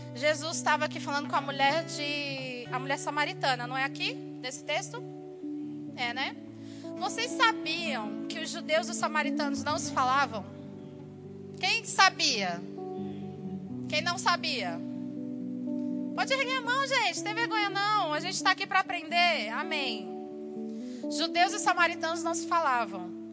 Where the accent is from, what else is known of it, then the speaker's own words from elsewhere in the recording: Brazil; moved away; Eu sou brasileira